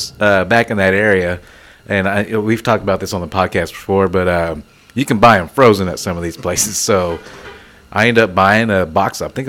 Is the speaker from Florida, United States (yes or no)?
no; Denver City, Texas, United States; moved away; I've lived all over this state. I'm actually from the Panhandle area, so I've traveled this state.